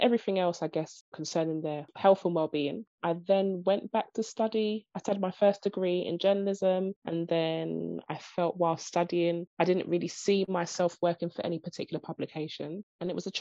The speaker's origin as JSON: {"language": "English", "region": "London", "country": "United Kingdom", "said": "I'm from East London, Stratford."}